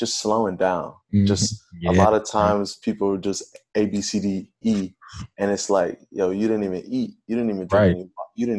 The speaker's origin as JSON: {"language": "English", "town": "Pontiac", "region": "Michigan", "country": "United States", "tie": "born or raised there", "also_born_or_lived": "Grand Blanc, Michigan / Detroit, Michigan", "said": "I was in Pontiac, born and raised in Pontiac"}